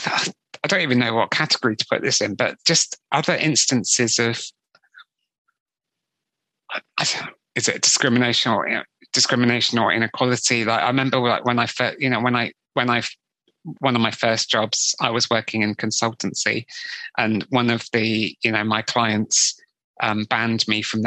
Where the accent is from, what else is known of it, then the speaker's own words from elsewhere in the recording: West Country near Glastonbury, South West England, United Kingdom; I grew up in the West Country near Glastonbury